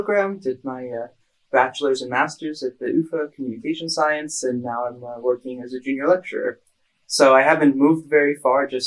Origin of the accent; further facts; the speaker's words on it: near San Francisco, California, United States; moved away as an adult; I'm from California, from near San Francisco